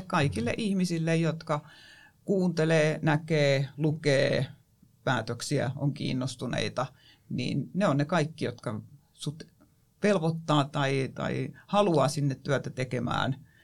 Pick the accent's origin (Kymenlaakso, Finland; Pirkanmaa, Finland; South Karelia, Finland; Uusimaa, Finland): Kymenlaakso, Finland; Kotka; se on mun kotikaupunki ja itse asiassa mun syntymäpaikkana lukee Karhula